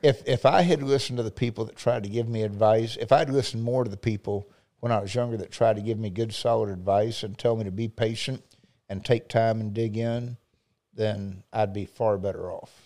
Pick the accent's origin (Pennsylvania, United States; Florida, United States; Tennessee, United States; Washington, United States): Florida, United States; Highland City; I grew up in South Lake on Highland City area